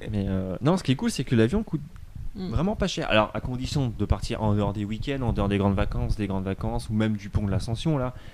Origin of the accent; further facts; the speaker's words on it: France; Tu dis je suis français avec un bon accent et puis ça passe quoi.